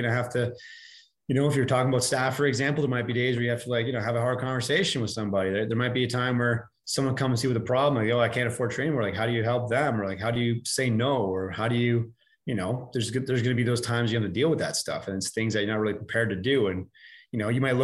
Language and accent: English; Canada; we're Canadian